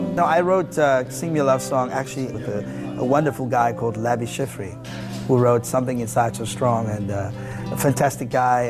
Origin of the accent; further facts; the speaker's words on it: South Africa; now in United States; I'm a South African guy who, by the grace of God, He blessed me and my family to be here in the United States